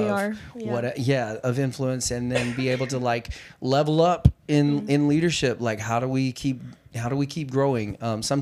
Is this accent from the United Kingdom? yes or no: no; the South, United States; I grew up in the South, and we said britches